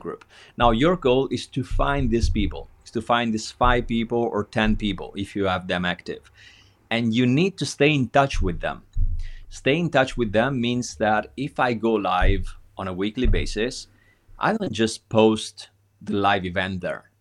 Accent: Italy; being an Italian

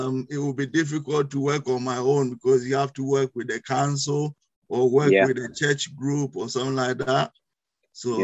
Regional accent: Ghana; moved away as an adult; now in United Kingdom; as you may notice from my accent, I'm not originally from UK. I'm from West Africa, in Ghana.

